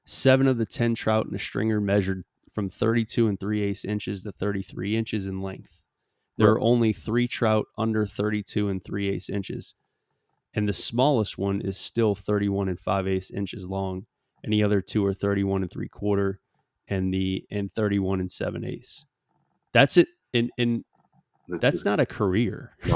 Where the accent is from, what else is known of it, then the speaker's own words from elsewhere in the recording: South Louisiana, United States; Because I'm from Louisiana. I'm from South Louisiana.